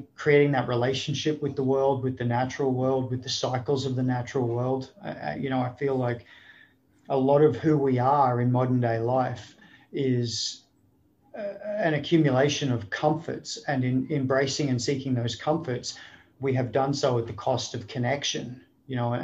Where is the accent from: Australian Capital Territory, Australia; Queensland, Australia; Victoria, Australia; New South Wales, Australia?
Queensland, Australia; Sunshine Coast; moved away as an adult; also born or lived in Sydney, Australia; now in United States; I was born in Sydney. I grew up on the Sunshine Coast of Queensland